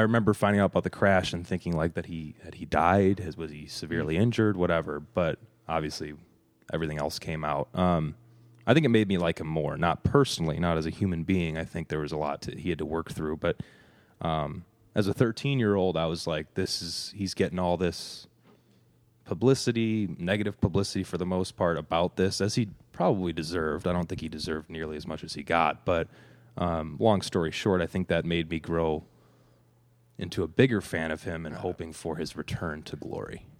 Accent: Evanston, Illinois, United States; I grew up in Evanston, about a half mile to a mile away from the stadium

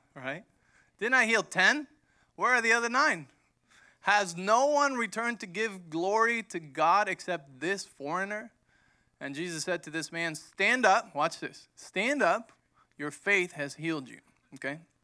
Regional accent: Mexico; moved away; growing up in Mexico, when my dad started the church

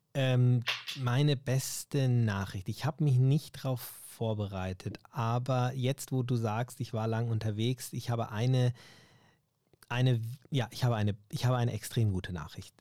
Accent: Germany; ich ja Deutscher bin natürlich und auch hier aufgewachsen bin

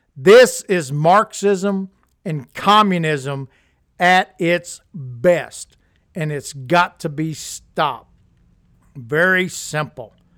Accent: Louisiana, United States; when I was a child growing up in Louisiana

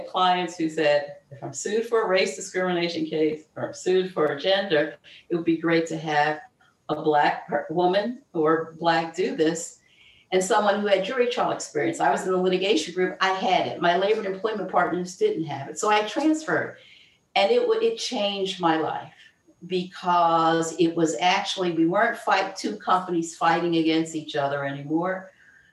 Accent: Philadelphia, Pennsylvania, United States; I grew up in South Philadelphia to a single mom

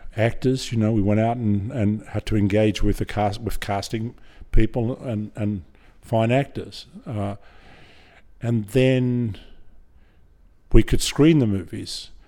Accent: Griffith, New South Wales, Australia; also born or lived in Hornsby, Sydney; I grew up in Griffith uh, until I was twelve, um, in the Murrumbidgee irrigation area, about four hundred miles southwest of Sydney. Um, then, just as I was uh, about to enter high school, we the family moved to to Sydney to Hornsby

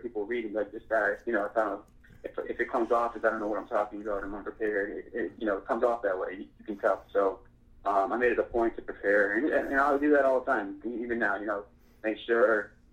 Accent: Worcester, Massachusetts, United States; moved away; growing up in Massachusetts

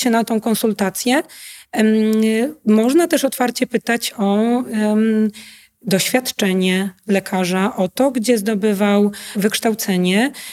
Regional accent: Poland; also born or lived in Łódź

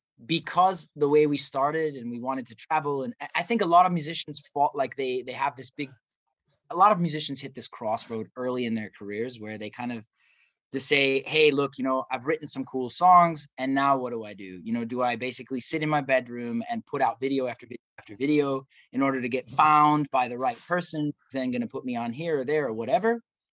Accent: Midwest, United States; Growing up in the Midwest

